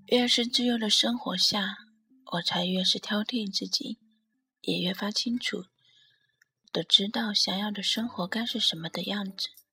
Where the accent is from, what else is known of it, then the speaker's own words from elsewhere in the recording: Shanghai, China; also born or lived in northern China; 在土生土长的城市，父母都在身边